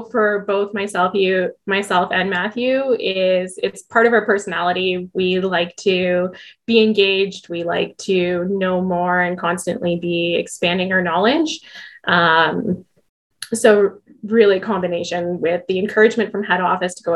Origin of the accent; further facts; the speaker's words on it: Waterloo, Ontario, Canada; moved away as an adult; now in Edmonton, Canada; I am actually originally from Waterloo.